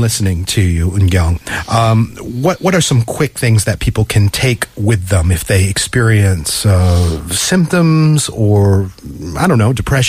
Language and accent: English; New England, United States; moved away; I come from New England where basically summer falls off a cliff and you suddenly get these dark days and these gray skies.